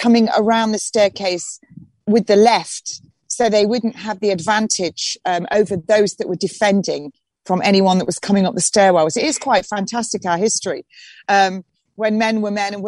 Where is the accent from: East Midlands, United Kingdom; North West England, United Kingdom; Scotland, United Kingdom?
East Midlands, United Kingdom; Nottingham; now in Hastings, United Kingdom; I'm a North Midlands girl. I come from Robin Hood country. Nottingham